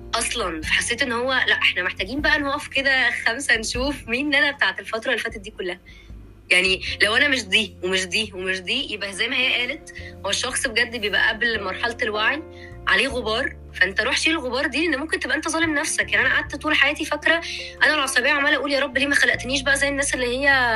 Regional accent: Egypt; عندنا في مصر

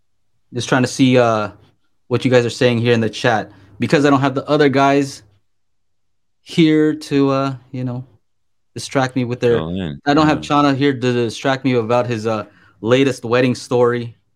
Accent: Burbank, California, United States; I grew up kind of in the Burbank area, right? Where you see like movie stars here and there.

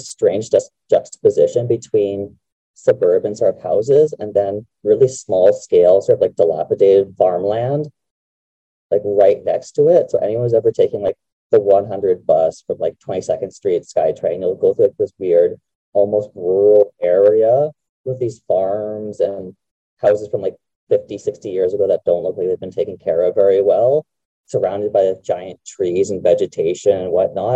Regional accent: Burnaby, British Columbia, Canada; my hometown is burnaby

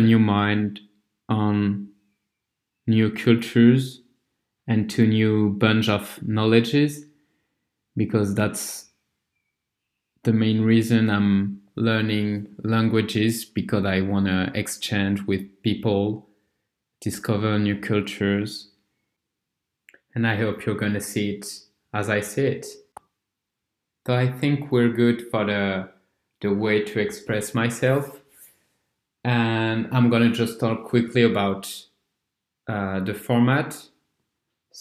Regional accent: France; English is a second language; I'm neither from England nor an English-speaking country. So I'm from France

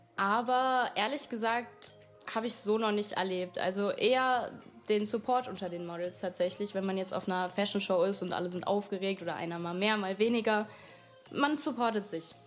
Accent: Wiesbaden, Hesse, Germany; ich komme aus Wiesbaden

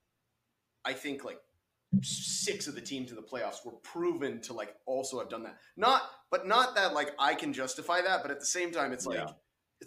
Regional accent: Houston, Texas, United States; now in Dallas, United States; I'm from Houston

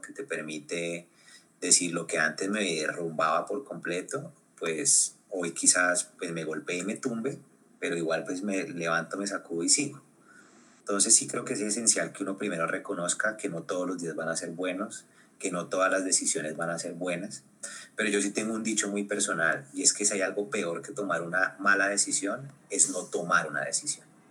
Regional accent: Colombia; porque somos latinoamericanos, porque somos colombianos, porque hablamos español

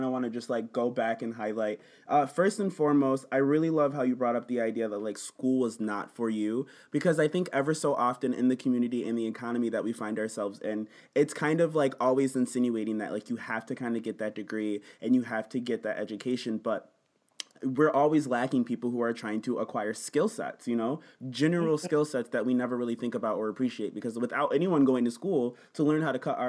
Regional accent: Buffalo, New York, United States; I lived on Delavan.

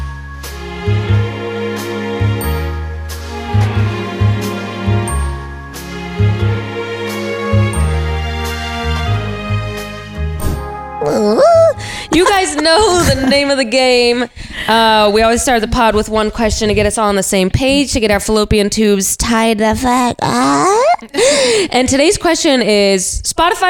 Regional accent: Buffalo, New York, United States; I'm from Buffalo

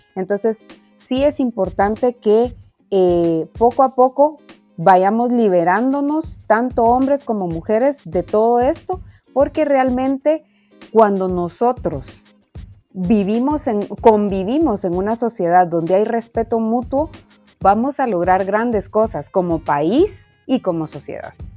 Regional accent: Guatemala; como sociedad guatemalteca

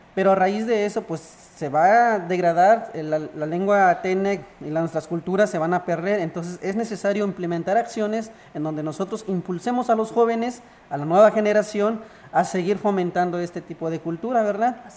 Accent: Ejido Ojo de Agua, San Luis Potosí, Mexico; now in Buenavista, Mexico; Yo nací en el ejido Ojo de Agua

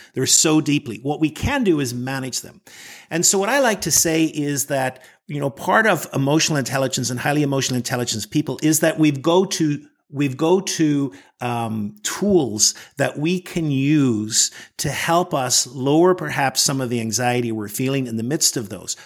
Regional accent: Northern Ireland, United Kingdom; moved away as an adult; now in Washington, D.C., United States; I was born in Northern Ireland, and I grew up there

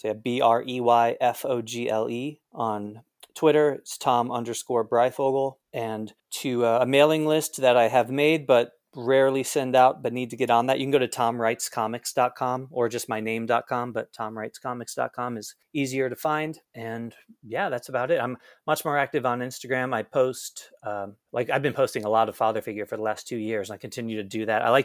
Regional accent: Canton, Ohio, United States; now in California, United States; I grew up in Canton, Ohio, but would always go to concerts in Cleveland.

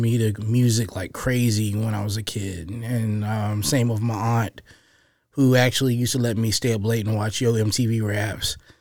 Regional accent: Roanoke, Virginia, United States; I was born and raised here in Roanoke, Virginia

